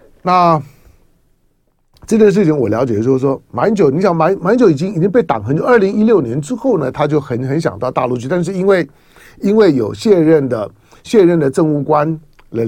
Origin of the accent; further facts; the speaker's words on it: Xiangxiang, Hunan, China; 我是湖南湘乡人，就曾国藩的老家。可是呃，一九四九年之后呢，一些他他原来叫湖南省湘乡县，我的老家嘛。